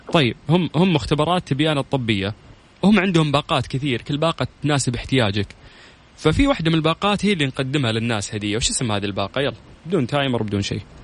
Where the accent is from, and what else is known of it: Saudi Arabia